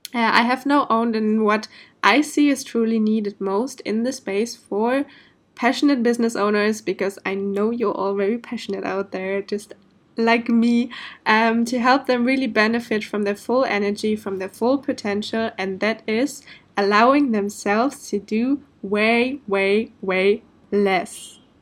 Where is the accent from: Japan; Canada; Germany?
Germany; first language German; English is a second language; moved away as an adult; also born or lived in Portugal; now in Indonesia; originally, I'm from Germany, but I'm living the digital nomad life since I think more than a year now.